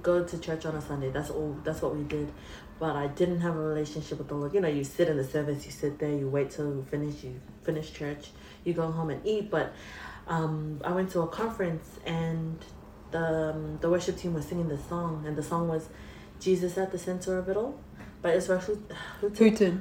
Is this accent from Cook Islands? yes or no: yes; Cook Islands; I'm from Raro. On my dad's side, I think I'm from Manihiki, Aitutaki